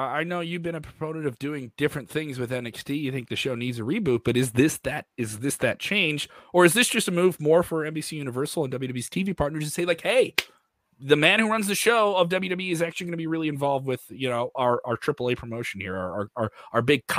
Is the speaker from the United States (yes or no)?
no; Ireland; Terrible. I'm Irish. I think I'm allowed to do that.